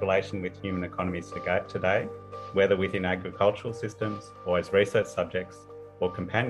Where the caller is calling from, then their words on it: Perth, Western Australia, Australia; I wanted to start by acknowledging the country I'm on. I'm coming from Perth. So I'm on the land of the Whadjuk people of the Noongar Nation.